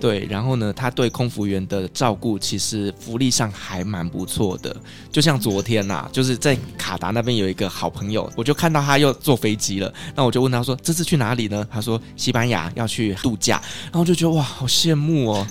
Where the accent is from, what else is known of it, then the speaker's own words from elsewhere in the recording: Taiwan; now in Qatar; 我是台湾人